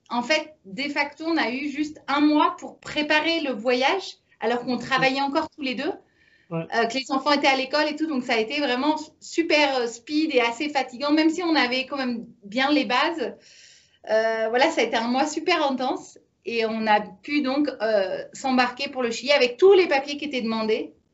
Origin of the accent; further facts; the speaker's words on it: Paris, Île-de-France, France; moved away as an adult; also born or lived in Niger / Mauritania / Rome; on est parisien. On est parisien, on a pas mal voyagé. Euh, on a habité en Afrique.